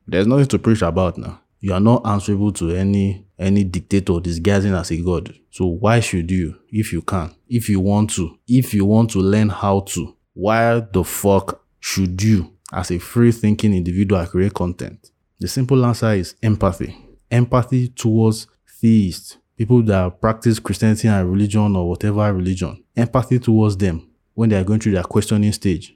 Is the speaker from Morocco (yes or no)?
no; Nigeria; as a Nigerian atheist